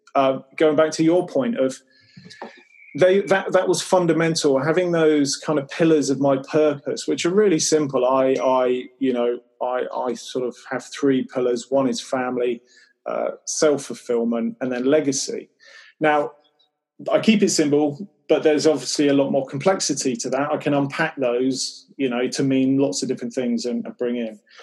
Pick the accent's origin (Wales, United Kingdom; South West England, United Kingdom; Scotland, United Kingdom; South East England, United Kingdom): South West England, United Kingdom; Cornwall and Devon; also born or lived in Newquay, Cornwall; I grew up in Cornwall and then Devon